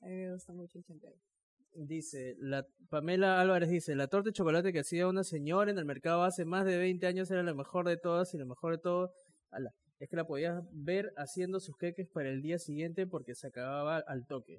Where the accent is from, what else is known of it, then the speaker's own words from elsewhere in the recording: Chimbote, Ancash, Peru; cuando era chiquito, cuando estábamos en Chimbote, íbamos a la playa